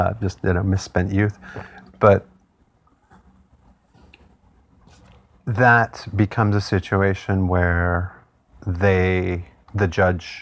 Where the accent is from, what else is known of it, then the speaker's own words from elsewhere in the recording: Manitoulin Island, Ontario, Canada; now in Hamilton, Canada; I grew up on Manitoulin Island